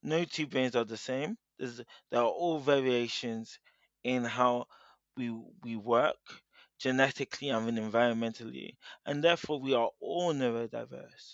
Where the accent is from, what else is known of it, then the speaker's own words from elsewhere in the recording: United Kingdom; I'm a British-born Nigerian.